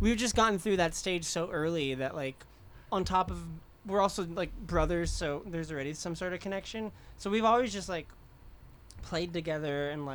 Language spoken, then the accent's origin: English; Burlington, Vermont, United States; We grew up in Vermont